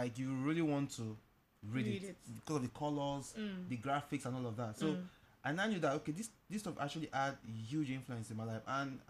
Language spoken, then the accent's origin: English; Lagos, Nigeria; also born or lived in Anambra State; I'm from Anambra State. I was born and brought up in Lagos all my life.